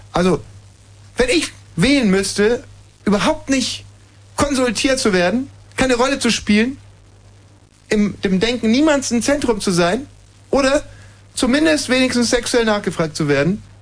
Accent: Güstrow, Mecklenburg-Vorpommern, Germany; Ich komme aus Güstrow. Das ist doch Mecklenburg-Vorpommern.

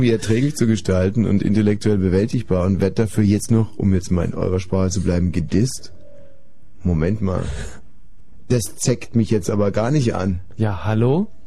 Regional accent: Saxony, Germany; Ja, ich komme aus Sachsen, weißt du?

